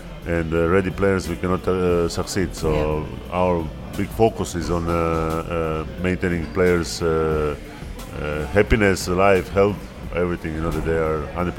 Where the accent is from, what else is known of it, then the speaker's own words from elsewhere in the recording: Split, Split-Dalmatia County, Croatia; moved away as an adult; also born or lived in France; now in Tel Aviv, Israel; And then I finished career back to my hometown Split.